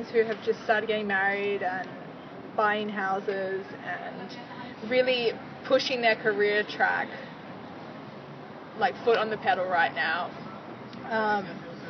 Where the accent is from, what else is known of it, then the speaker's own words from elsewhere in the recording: Australia; moved away as an adult; now in London, United Kingdom; I'm from Australia. I moved to London about 8.5 months ago